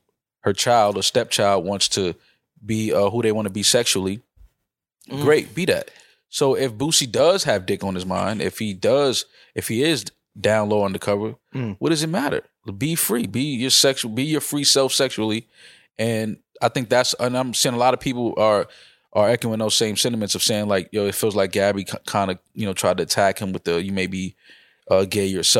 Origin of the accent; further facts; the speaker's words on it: New York, United States; growing up in New York